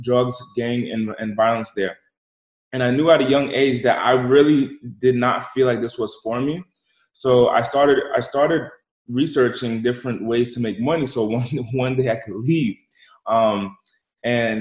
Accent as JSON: {"language": "English", "region": "Rhode Island", "country": "United States", "tie": "born or raised there", "said": "I'm originally from the East Coast, came from the smallest state in the country, and I was raised"}